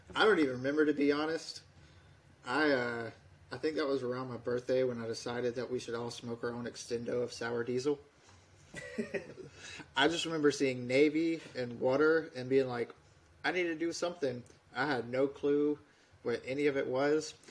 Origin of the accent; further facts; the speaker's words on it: Webb, Alabama, United States; moved away as an adult; now in Poland; I'm from the very bottom of Alabama, uh, a little town called Webb. I usually have to tell people that I'm from Dothan because nobody knows where Webb is